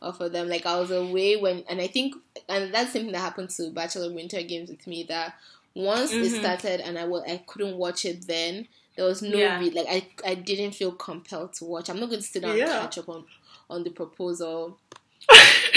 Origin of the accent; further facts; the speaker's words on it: Nigeria; being Nigerian.